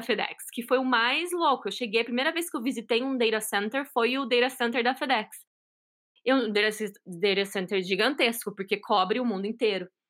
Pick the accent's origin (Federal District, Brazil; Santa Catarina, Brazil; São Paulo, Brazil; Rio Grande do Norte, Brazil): São Paulo, Brazil; moved away as an adult; now in Boston, United States; Atualmente eu moro em Boston, em Massachusetts. Eu sou de São Paulo, já estou aqui nos Estados Unidos faz quatro anos